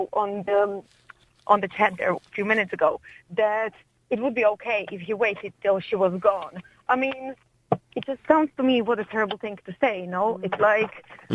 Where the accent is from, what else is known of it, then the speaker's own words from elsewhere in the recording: Slovakia; now in Ireland; I am from Slovakia myself